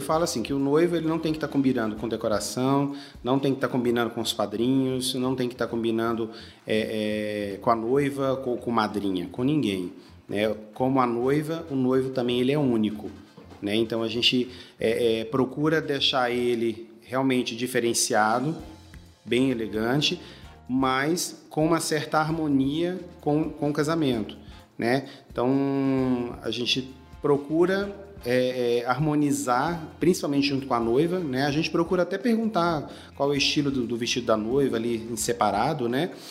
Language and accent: Portuguese; Goiânia, Goiás, Brazil; moved away as an adult; now in Brasília, Brazil; eu sou de Goiânia, né? Morava, morava em Goiânia e eu vim para Brasília há mais ou menos 12 anos